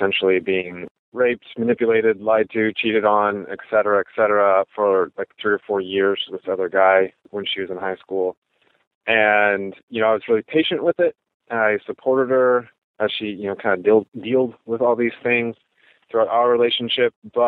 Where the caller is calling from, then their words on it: Portland, Oregon, United States; also born or lived in Midwest; I'm calling from Portland, Oregon.